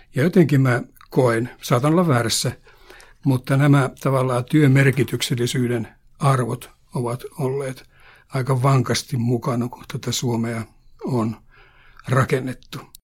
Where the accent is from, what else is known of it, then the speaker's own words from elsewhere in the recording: Pihtipudas, Central Finland, Finland; moved away; Mä olen kotoisin Pihtiputaalta ja haluan mainita tämän sen takia, että Pihtipudas oli minun lapsuudessa ja nuoruudessa